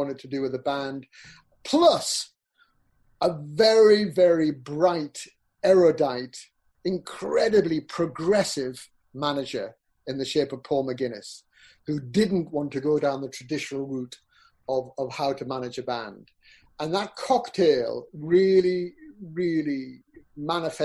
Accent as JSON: {"language": "English", "town": "Peterlee", "region": "North East England", "country": "United Kingdom", "tie": "born or raised there", "also_born_or_lived": "Newcastle", "said": "I grew up in Peterlee"}